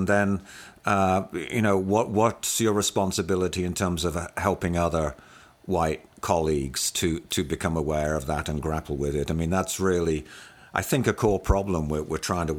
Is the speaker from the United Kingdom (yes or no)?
yes; United Kingdom; moved away as an adult; And so I was well aware of class inequity growing up in the United Kingdom. That's where I spent my formative years, the first 30 years of my life.